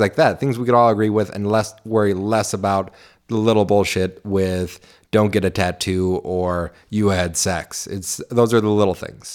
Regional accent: Clinton Township, Michigan, United States; I grew up in Clinton Township, still live in Clinton

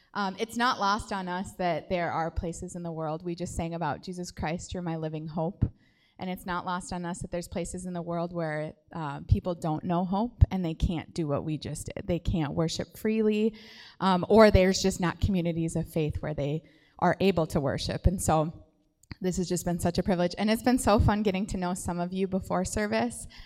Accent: St. Cloud, Minnesota, United States; we are from the Saint Cloud area

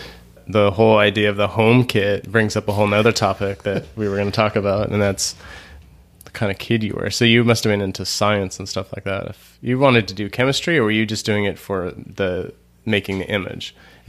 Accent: Montana, United States; I was born in Montana, and I lived in Montana a lot, so identify the whole state is where I'm from.

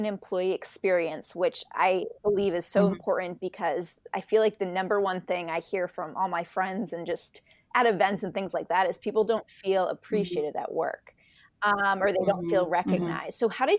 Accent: Boston, Massachusetts, United States; Boston, Massachusetts, my hometown

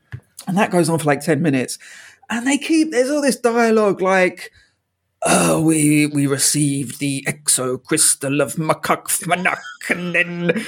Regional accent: London, United Kingdom; I didn't know it was set in London, so I was like, oh, that's good. I always like, you know, seeing my hometown on cinema.

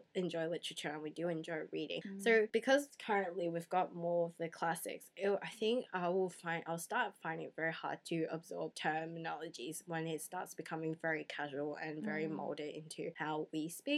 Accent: Australia; English is a second language; since English is my second language and so growing up in Australia where I have to learn the proper grammar

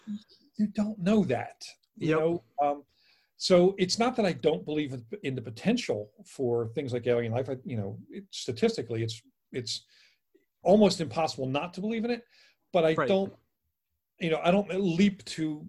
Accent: Philadelphia, Pennsylvania, United States; I'm from Philly and I spent a lot of time in Jersey

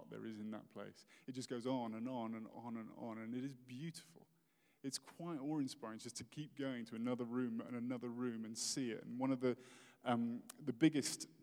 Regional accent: United Kingdom; now in United States; I'm British

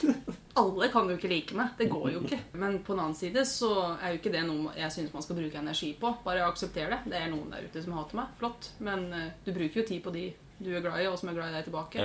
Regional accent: Våler, Innlandet, Norway; accent: østlending; moved away as an adult; now in Stavanger, Norway; Våler i Hedmark

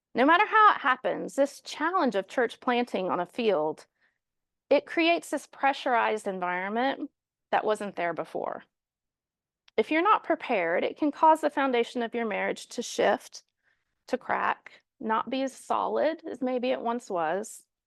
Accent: Kansas City, Missouri, United States; moved away as an adult; now in London, United Kingdom; we're actually from Kansas City, so we were sent out of Kansas City to London twenty years ago

